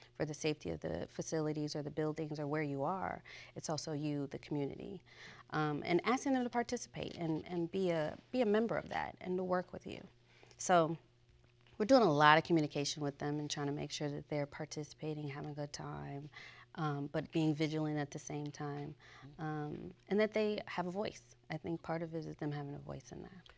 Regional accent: Chicago, Illinois, United States; moved away as an adult; I'm from Chicago, Illinois, and I went to Mother Macaulay High School

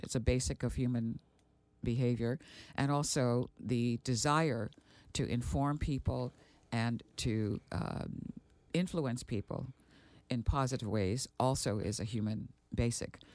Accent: Aruba; moved away; also born or lived in Milwaukee, Wisconsin; growing up in Aruba at that time

